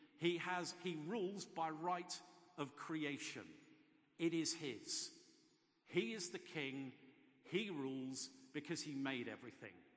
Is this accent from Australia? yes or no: no; England, United Kingdom; I do actually tend to think of myself more as English than British